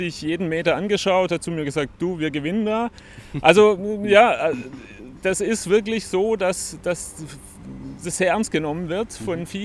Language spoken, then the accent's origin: German; Stuttgart, Baden-Württemberg, Germany; Und ähm, ich komme aus Stuttgart, ähm, habe dort die Radweltmeisterschaft schon gemacht.